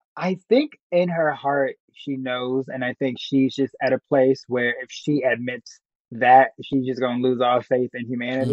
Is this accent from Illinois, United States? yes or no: yes; Chicago, Illinois, United States; growing up in Chicago, going to high school